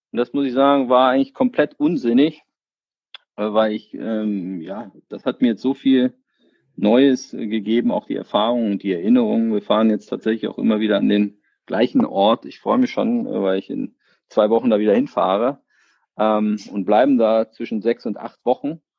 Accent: Berlin, Germany; Ja, ich bin ja sozusagen hier in Berlin aufgewachsen, ähm, 1980 geboren.

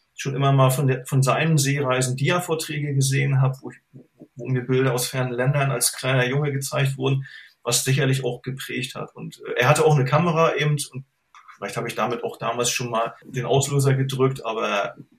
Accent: Germany; bin in der DDR aufgewachsen

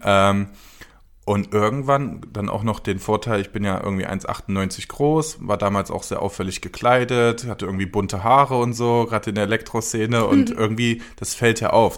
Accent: Cologne, North Rhine-Westphalia, Germany; ich bin aus Köln.

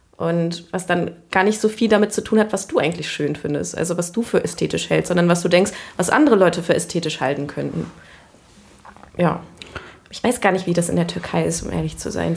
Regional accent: Cologne, North Rhine-Westphalia, Germany; ich bin in Köln-Kalk aufgewachsen

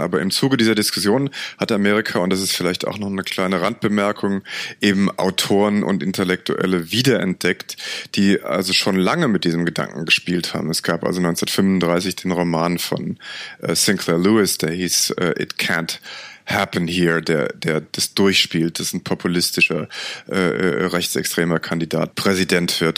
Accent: Germany; als Europäer und gerade als Deutscher

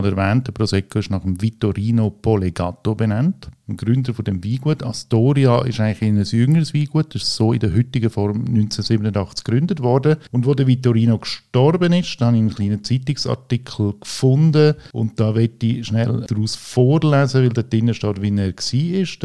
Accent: Italy; Weil ich bin ja Italiener, ich habe auch den italienischen Pass

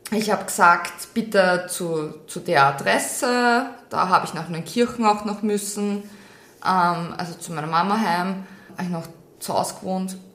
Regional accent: Austria; Das ist nur in Russland gut, das ist wirklich schön beleuchtet, da braucht man echt keine Angst

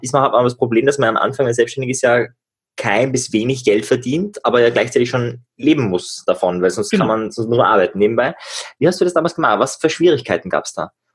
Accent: Upper Austria, Austria; now in Klagenfurt, Austria; ich bin ja ur, ursprünglich Oberösterreicher

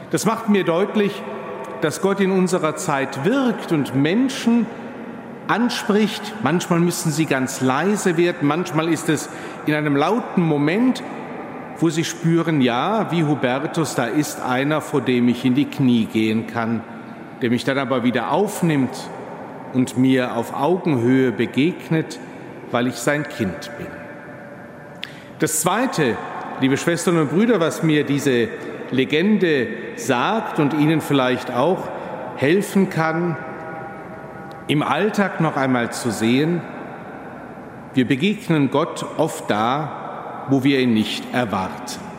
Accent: Cologne, North Rhine-Westphalia, Germany; Nicht nur in meiner Heimat, wenn man etwas außerhalb von Köln, dem Rheinland unterwegs ist

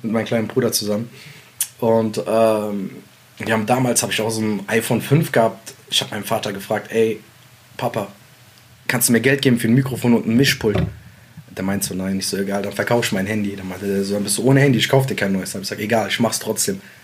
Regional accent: Mainz, Rhineland-Palatinate, Germany; also born or lived in Sulaymaniyah, Iraq; ich bin da hier auf den Straßen groß geworden mit den Jungs, alle alles Ausländer um mich herum.

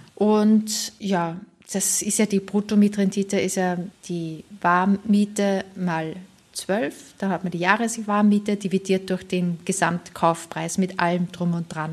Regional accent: St. Pölten, Lower Austria, Austria; now in Germany; in einer Stadt, St. Pölten heißt die, die ist so 40 Kilometer entfernt von Wien, auch eine Studentenstadt und das ist halt eben so meine Heimatstadt.

